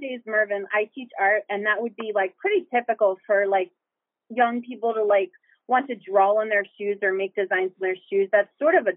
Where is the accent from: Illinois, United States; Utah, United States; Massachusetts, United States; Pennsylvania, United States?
Pennsylvania, United States; Bristol; I actually grew up on the Delaware in Bristol, Pennsylvania